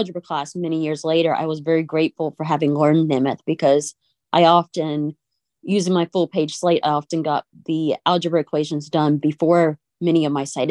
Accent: Cajun, Louisiana, United States; I spoke French as a child because I'm Cajun.

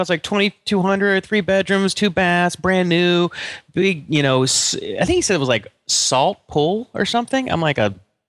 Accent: Atlanta, Georgia, United States; So one of my very best friends, Mitchell Gould, who I grew up with in Atlanta, I've talked about him.

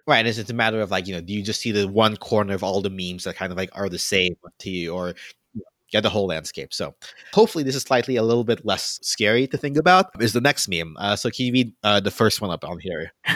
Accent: the South, United States; also born or lived in Philippines (ancestry); now in New York, United States; I come from an interesting place where I grew up in the South

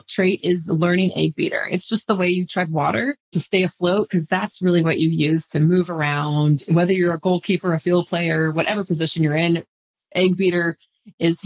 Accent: Central California, United States; I grew up in Central California

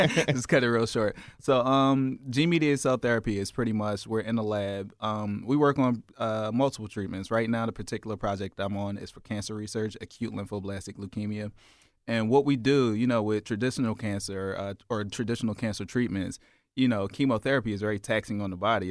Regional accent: Philadelphia, Pennsylvania, United States; Growing up in South Philly, we had the Italians right across the ways

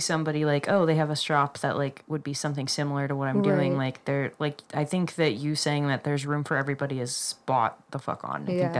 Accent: Colorado, United States; we're from Colorado

